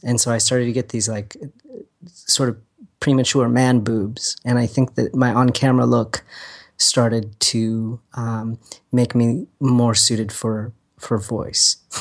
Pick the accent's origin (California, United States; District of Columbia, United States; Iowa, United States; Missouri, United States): California, United States; Agoura Hills; We lived in Agora Hills when it was still, like, tumbleweeds